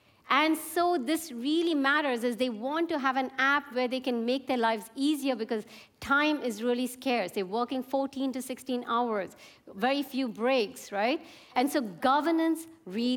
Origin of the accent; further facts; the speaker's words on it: India; I come from India